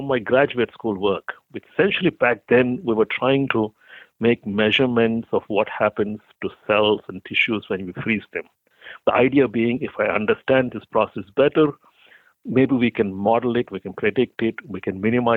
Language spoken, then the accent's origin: English; India; moved away as an adult; also born or lived in Boulder, Colorado, United States; now in United States; I came from India. So after I finished my mechanical engineering undergraduate degree, I was applying to graduate schools in the U.S.